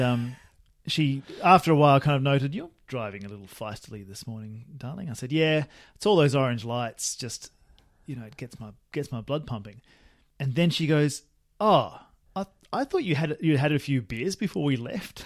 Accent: Australia; moved away; when I was a lad and living in my hometown, Australia

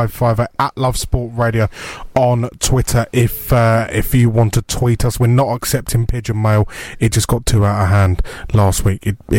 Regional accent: London, United Kingdom; I was born in Tottenham

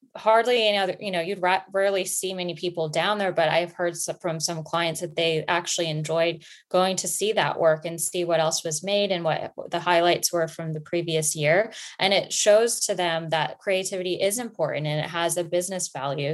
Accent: Florida, United States; also born or lived in New York; now in London, United Kingdom; I am originally from Florida, but I lived in New York before I ended up in London

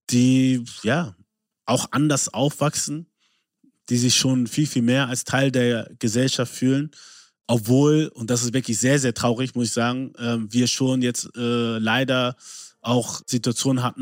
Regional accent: Germany; dass ich mich nicht als Deutscher gesehen habe, obwohl ich hier geboren bin, hier aufgewachsen bin, Deutsch die Sprache ist, die ich am besten spreche und verstehe

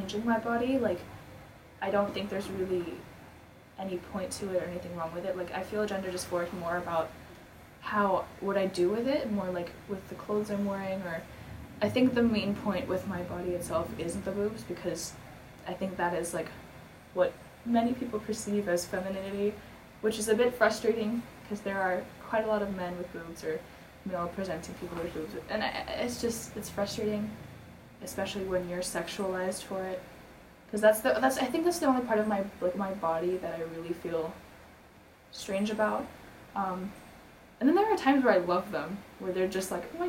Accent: Philippines; I grew up in the Philippines

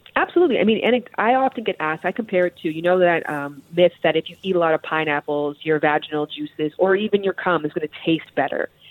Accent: Toronto, Ontario, Canada; I'm from Toronto, Canada

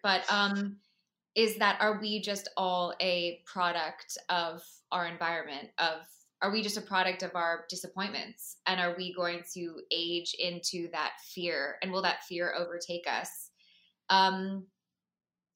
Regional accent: Florida, United States; moved away; I'm originally from Florida

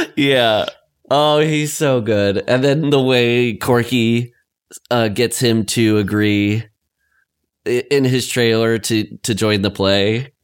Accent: Lamar, United States; my hometown

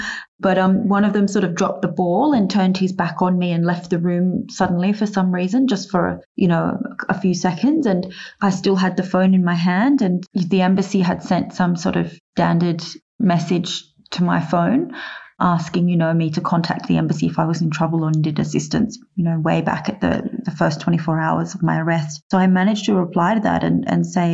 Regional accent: Australia; being an Australian

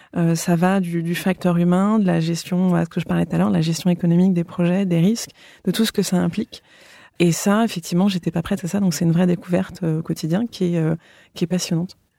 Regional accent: France; moved away as an adult; also born or lived in London; revenir en France, là où j'ai grandi

